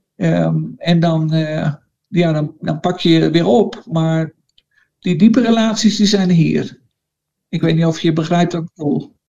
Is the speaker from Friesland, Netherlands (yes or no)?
no; Randwijk, Gelderland, Netherlands; moved away as an adult; now in La Paz, Bolivia; Ik ben geboren in Randwijk. Ik dacht dat er toen niet van twaalfhonderd mensen woonden onder aan de dijk. Net buiten het dorp, daar, eh, daar ben ik opgegroeid, op het platteland.